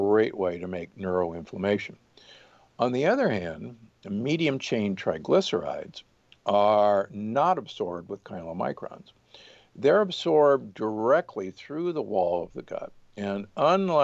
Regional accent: Omaha, Nebraska, United States; I grew up in Omaha, Nebraska, and, you know, the beef state

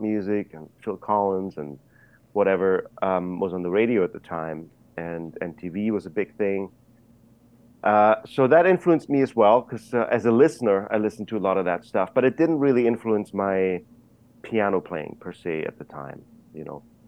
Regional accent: Germany; moved away; I was growing up in Germany

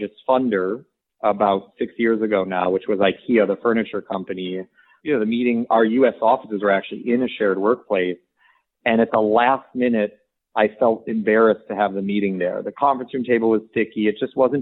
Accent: suburban Michigan, United States; I grew up in suburban Michigan

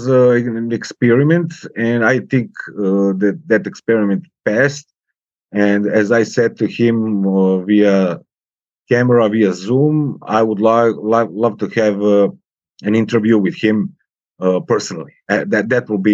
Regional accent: Serbia; English is a second language; I switched to Eastern European languages like Polish or Czech or Russian, because, you know, it's more closer to Serbia

